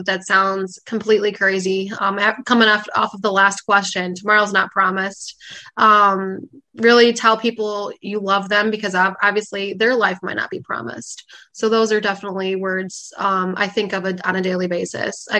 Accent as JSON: {"language": "English", "town": "Fox Lake", "region": "Illinois", "country": "United States", "tie": "born or raised there", "said": "my hometown in Fox Lake"}